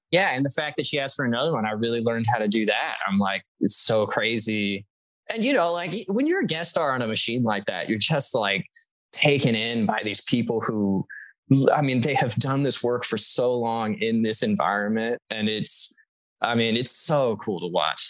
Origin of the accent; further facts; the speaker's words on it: Texas, United States; I'm from Texas